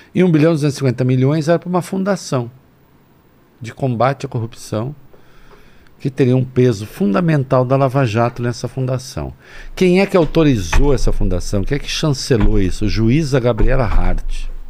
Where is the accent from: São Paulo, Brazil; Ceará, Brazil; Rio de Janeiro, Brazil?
São Paulo, Brazil; Dois Córregos; eu sou de dois corgos.